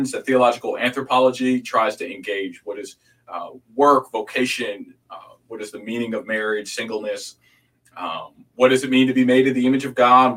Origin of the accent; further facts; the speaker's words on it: outside of Chicago, Illinois, United States; also born or lived in Hampton, Virginia / Houston, Texas / Wheaton, Illinois; now in Dallas, United States; I was born outside of Chicago